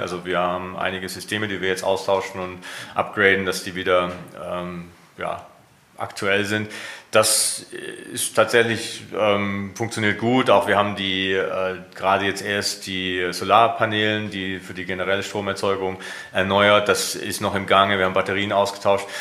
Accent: Germany; mein Heimatland

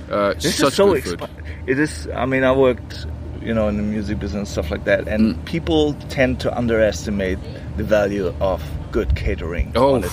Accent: Hamburg, Germany; English is a second language; I, you know, I come from Hamburg, so the north.

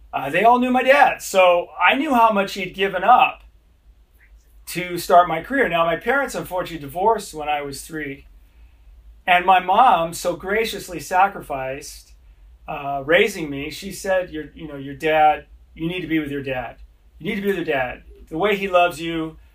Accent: Los Angeles, California, United States; also born or lived in London, England; when I was a boy growing up in Los Angeles

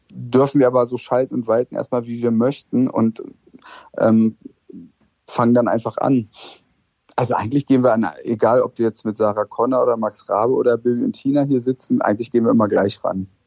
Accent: West Germany, Germany; moved away as an adult; also born or lived in Friedrichshain, East Berlin; für mich als Wessi

